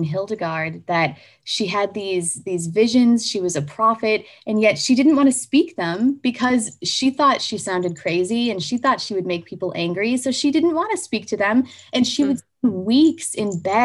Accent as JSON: {"language": "English", "country": "United States", "said": "I'm an American"}